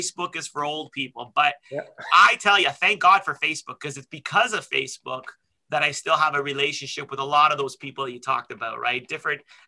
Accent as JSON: {"language": "English", "town": "Toronto", "region": "Ontario", "country": "Canada", "tie": "born or raised there", "also_born_or_lived": "London, Ontario", "said": "I grew up in Scarborough"}